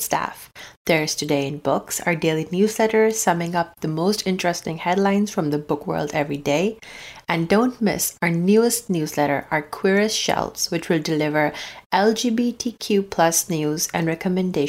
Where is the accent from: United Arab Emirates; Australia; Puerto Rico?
United Arab Emirates; Abu Dhabi; moved away; I grew up in Abu Dhabi, or I think UAE